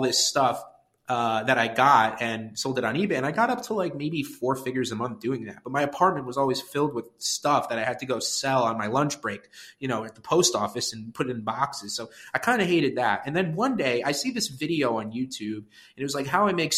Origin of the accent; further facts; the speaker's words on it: Westchester, New York, United States; also born or lived in Connecticut; now in New York City, United States; I grew up in Westchester, New York, which is a suburb just north of New York City